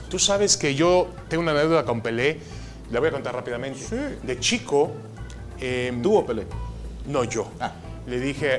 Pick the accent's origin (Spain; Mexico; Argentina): Mexico; also born or lived in Ashkelon, Israel; now in San Diego, United States; Yo siempre me soy y me siento mexicano. Llegué a este país desde muy pequeño, nunca tuve otro pasaporte más que el mexicano.